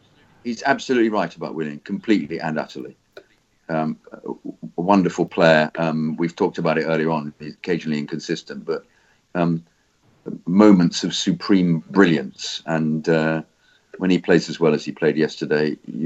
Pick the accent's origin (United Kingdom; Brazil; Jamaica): United Kingdom; England; I myself am a fan of the NBA's Boston Celtics, despite growing up in England and never having attended a game.